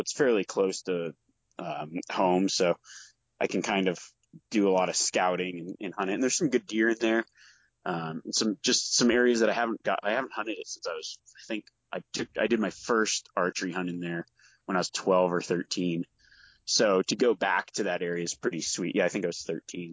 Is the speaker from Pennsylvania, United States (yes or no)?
no; Nevada, United States; growing up in Nevada